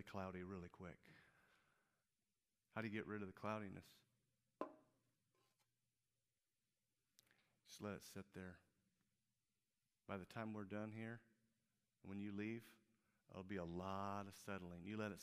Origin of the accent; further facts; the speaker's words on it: Peoria, Illinois, United States; moved away as an adult; Now, Peoria is my hometown. I grew up in Peoria